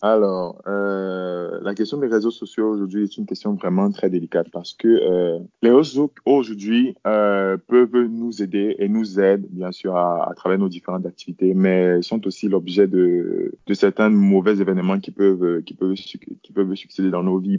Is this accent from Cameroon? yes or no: yes; Yaoundé, Centre, Cameroon; je suis né à Yaoundé